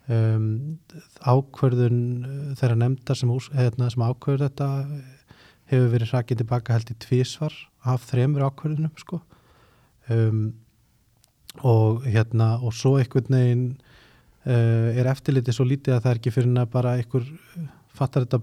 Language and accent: Icelandic; Iceland; moved away as an adult; ég er náttúrulega fluttið frá Íslandi þarna á þessum tíma